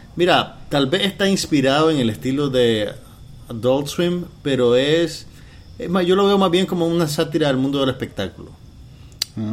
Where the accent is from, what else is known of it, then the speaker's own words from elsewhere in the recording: Nicaragua; yo era de las pocas personas en Nicaragua que veía Space Ghost Coast